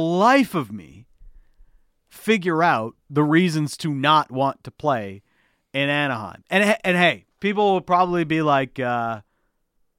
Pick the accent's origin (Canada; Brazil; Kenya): Canada; for a lot of kids growing up in Canada, you know, me coming up in the media business or wanting to be in media when I was a young chap